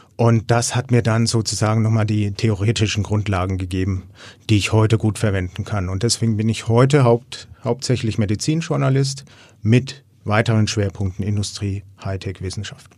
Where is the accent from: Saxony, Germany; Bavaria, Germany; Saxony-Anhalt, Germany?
Bavaria, Germany; Erlangen; ich komme aus Erlangen